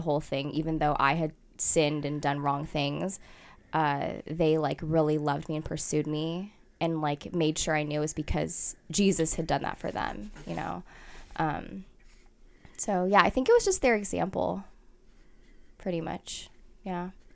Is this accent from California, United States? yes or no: yes; Fremont, California, United States; I was born in Fremont, so I was here my whole life